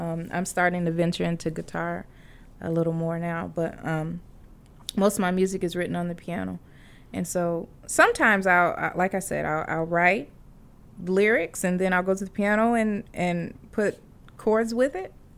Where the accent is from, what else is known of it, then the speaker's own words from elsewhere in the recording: Champaign, Illinois, United States; moved away; also born or lived in Fort Dodge, Iowa / St. Charles, Missouri / Atlanta, Georgia; we moved to um, central Illinois, Champaign, Illinois